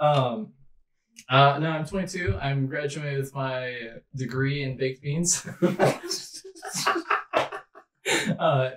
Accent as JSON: {"language": "English", "town": "Spokane", "region": "Washington", "country": "United States", "tie": "born or raised there"}